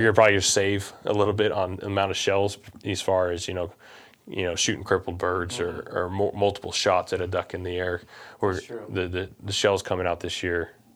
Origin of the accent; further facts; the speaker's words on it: Missouri, United States; we're from Missouri